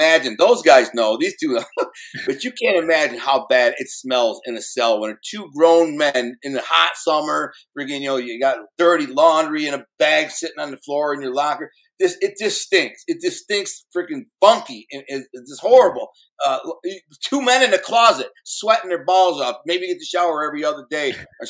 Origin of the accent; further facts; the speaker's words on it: Detroit, Michigan, United States; I'm from Detroit